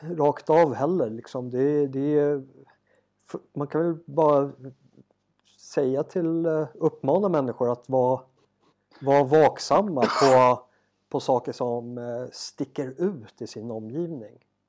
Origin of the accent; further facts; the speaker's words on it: Sweden; now in South Africa; hemma i Sverige